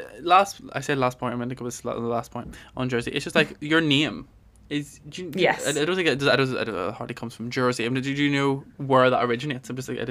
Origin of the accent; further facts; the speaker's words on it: Armagh, Northern Ireland, United Kingdom; moved away; my hometown, Armagh